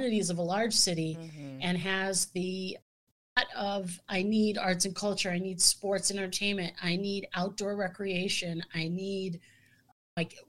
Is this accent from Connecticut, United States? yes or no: no; Scranton, Pennsylvania, United States; also born or lived in Midwest; now in Milwaukee, United States; where I grew up in Scranton, Pennsylvania